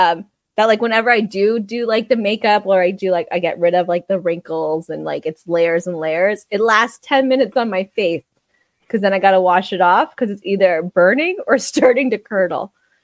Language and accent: English; Canada; That we're Canadian.